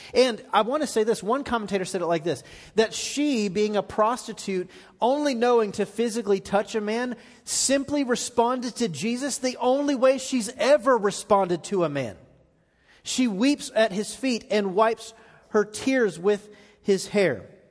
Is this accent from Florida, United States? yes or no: yes; Florida, United States; now in Middle Tennessee, United States; I grew up in Florida